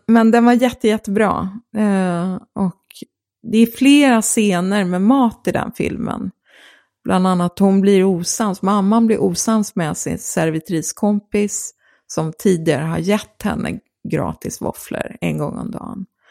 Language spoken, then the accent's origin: Swedish; Gothenburg, Västra Götaland, Sweden; hade en filmklubb i Göteborg där jag är uppvuxen